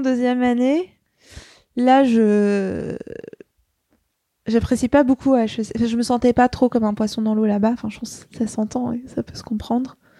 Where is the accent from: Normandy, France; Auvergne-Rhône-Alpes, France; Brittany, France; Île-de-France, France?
Île-de-France, France; Paris; je suis née à Paris, dans le 14e. j'ai grandi à Paris